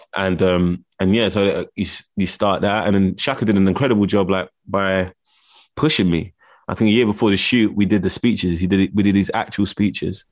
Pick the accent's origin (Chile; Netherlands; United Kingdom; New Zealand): United Kingdom; London; I grew up in Camden Town. Well, Camden